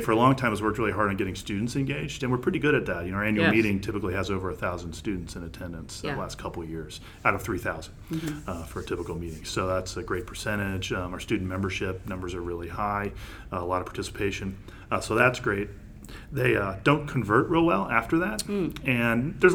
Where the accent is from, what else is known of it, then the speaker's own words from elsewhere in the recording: Ohio, United States; moved away as an adult; also born or lived in Cleveland, Ohio; now in Washington, D.C., United States; I'm actually from Ohio